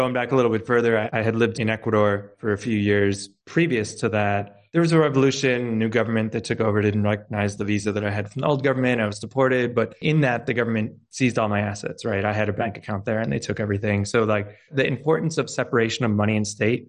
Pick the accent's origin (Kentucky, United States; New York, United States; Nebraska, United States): New York, United States; moved away as an adult; now in El Salvador; I'm originally from New York